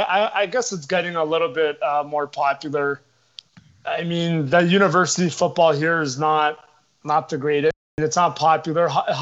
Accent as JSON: {"language": "English", "country": "Canada", "said": "as a Canadian, I go to Buffalo Bill games to enjoy that tailgate experience, because here in Toronto"}